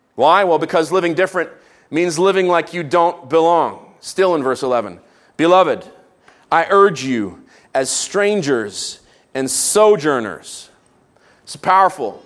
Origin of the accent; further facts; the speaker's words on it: Canada; as Canadians